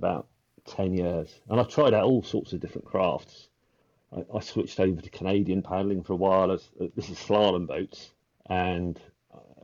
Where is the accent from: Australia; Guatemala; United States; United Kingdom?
United Kingdom; Hatfield, East of England; where I was brought up in Hatfield, which is about 20 miles north of London